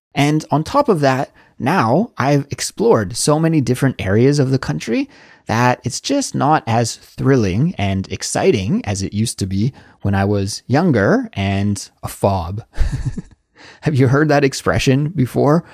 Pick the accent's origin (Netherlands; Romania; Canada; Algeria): Canada; moved away as an adult; now in South Korea; as a Canadian living abroad in South Korea